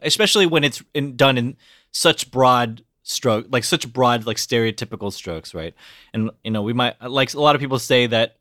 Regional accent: United States; I'm Korean American

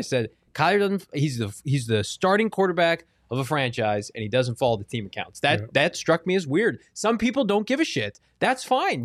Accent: Chicago, Illinois, United States; moved away; I grew up in Chicago

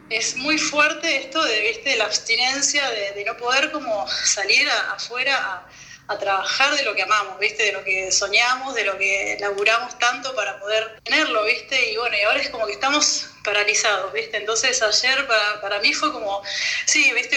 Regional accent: Argentina; moved away as an adult; now in France

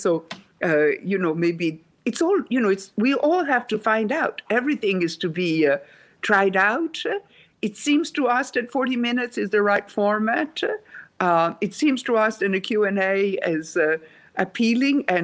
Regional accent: Rome, Lazio, Italy; English is a second language; moved away as an adult; also born or lived in Sweden; I was born in Rome, Italy

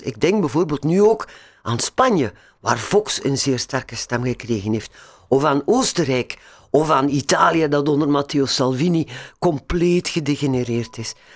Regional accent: Belgium

